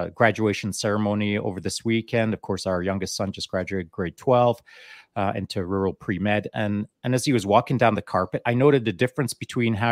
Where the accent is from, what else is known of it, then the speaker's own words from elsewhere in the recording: Canada; also born or lived in England; when we moved from England to Canada at the age of 10, I just went out in the bush and hunted and fished a lot by myself because, you know, that's what we did back in the day in a small mountain town.